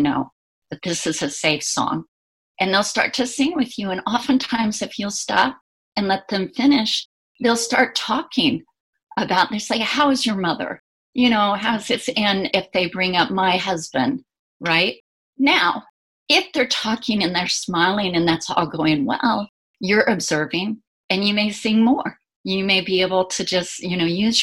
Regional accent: Indiana, United States; back where I grew up in Indiana

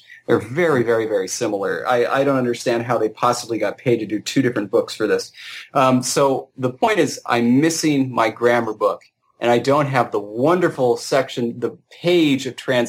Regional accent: Armenia; accent: Armenian; English is a second language; I prefer just to, you know, speak in my Armenian accent like I usually do.

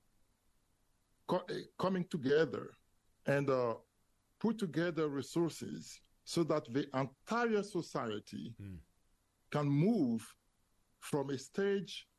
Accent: Côte d’Ivoire; English is a second language; moved away as an adult; also born or lived in France / Ottawa, Canada; now in Greenville, United States; I was born and raised in the Ivory Coast, West Africa, a French-speaking country.

